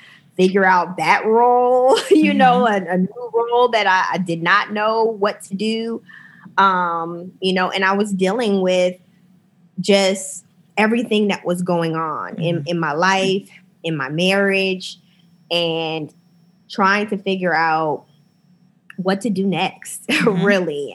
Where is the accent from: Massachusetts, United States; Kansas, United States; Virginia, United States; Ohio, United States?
Ohio, United States; Akron; moved away; also born or lived in New York; growing up in Akron, we didn't have a ton of diversity.